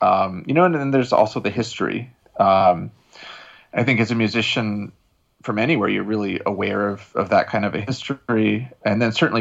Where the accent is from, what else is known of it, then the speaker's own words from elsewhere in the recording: United States; now in Shanghai, China; my wife and I'm from New York or New Jersey. I have family in Jersey and in New York